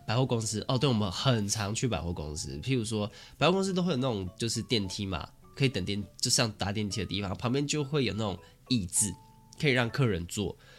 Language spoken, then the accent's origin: Chinese; Taichung, Taiwan; 我们是台中人